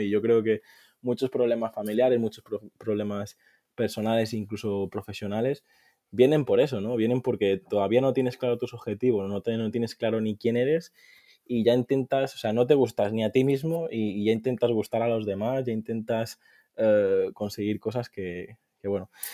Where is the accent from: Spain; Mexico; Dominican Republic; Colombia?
Spain; Mallorca, Balearic Islands; also born or lived in Valencia; soy de, de Mallorca